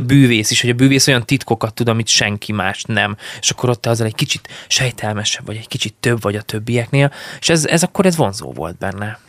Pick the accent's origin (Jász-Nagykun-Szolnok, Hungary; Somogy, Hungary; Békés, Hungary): Békés, Hungary; Szarvas; also born or lived in Szeged; szarvasan nőttem fel, onnan indultunk el így akkor a suliba